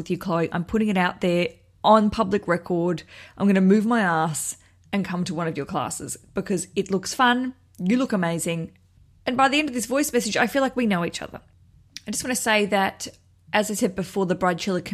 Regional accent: Australia; now in London, United Kingdom; I'm an Australian

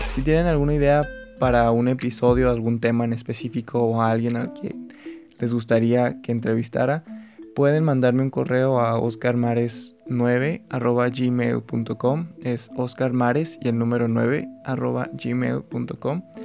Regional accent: Agua Prieta, Sonora, Mexico; moved away as an adult; now in Hermosillo, Mexico; actualmente estoy en Agua Prieta, mi ciudad natal, aunque yo resido en Hermosillo ya desde hace un tiempo

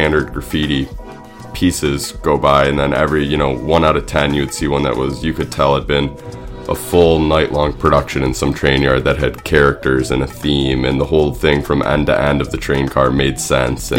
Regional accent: Syracuse, New York, United States; moved away as an adult; also born or lived in Vermont; now in Brooklyn, United States; I'm from Syracuse, New York

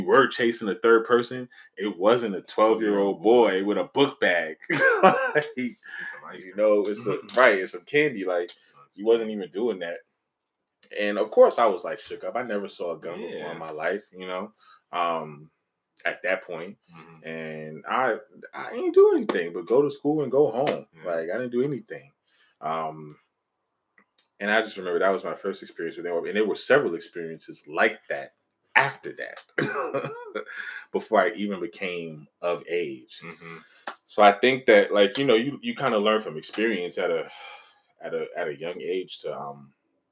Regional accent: New York City, New York, United States; I'm from East Harlem.

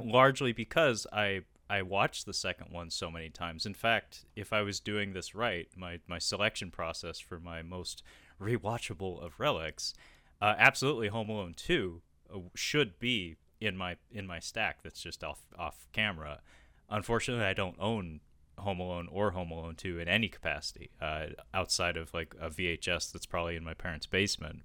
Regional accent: Seattle, Washington, United States; I was raised in Seattle in the Pacific Northwest

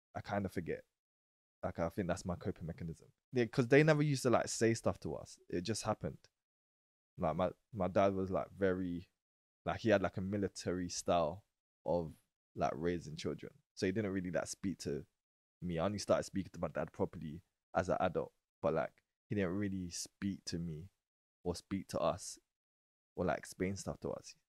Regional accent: London, United Kingdom; I was born in Woolworth Road, East Street Market, but then I moved to Old Kent Road. But o, I went to a primary school in Old Kent Road

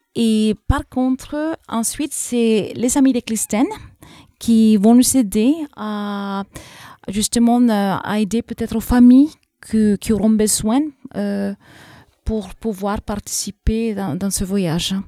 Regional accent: Texas, United States; accent: English and South American; French is a second language; now in France; je suis américaine d'origine mexicaine. Euh, je suis née dans l'État du Texas

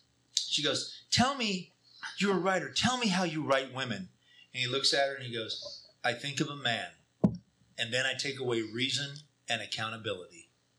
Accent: California, United States; Roll them doobies. I'm from Mendocino County

